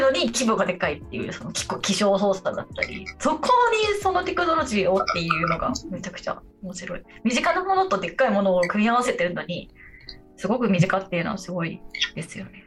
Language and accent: Japanese; Japan; also born or lived in Tokyo; 東京生まれベッドタウン育ちなんで